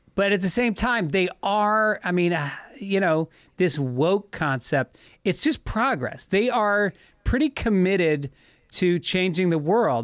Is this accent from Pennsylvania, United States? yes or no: no; New York, United States; I grew up in New York